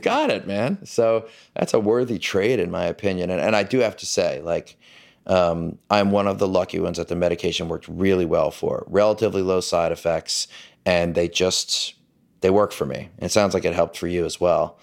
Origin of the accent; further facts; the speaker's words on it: New Orleans, Louisiana, United States; I grew up in the South. I grew up in this sort of male-dominated patriarchy of this, uh, the, the power structure of New Orleans